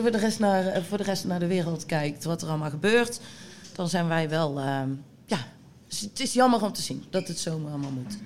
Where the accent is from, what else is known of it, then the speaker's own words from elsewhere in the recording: Bladel, North Brabant, Netherlands; ik kom uit de buurt van Bladel. Ehm, daar zaten wij op school